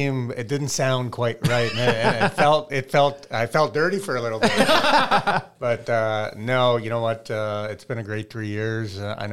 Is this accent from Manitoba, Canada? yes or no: no; Regina, Saskatchewan, Canada; That just comes from growing up in Regina, Saskatchewan.